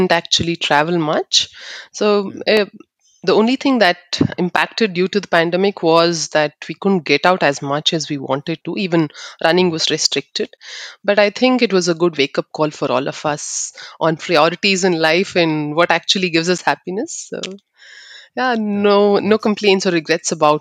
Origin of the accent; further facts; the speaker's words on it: Bangalore, Karnataka, India; I'm from Bangalore. I was born and brought up in Bangalore, but I'm from the Malnad region of Sagar and Sirsi. That's where my parents are from